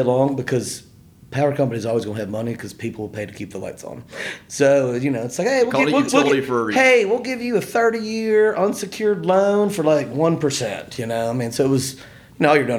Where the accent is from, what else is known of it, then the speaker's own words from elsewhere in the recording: Montgomery, Alabama, United States; Grew up in Montgomery, Alabama